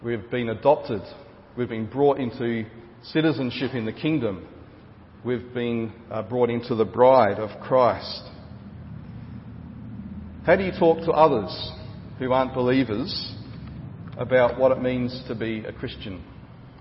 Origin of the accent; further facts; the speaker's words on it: Gawler, South Australia, Australia; of Gawler, my hometown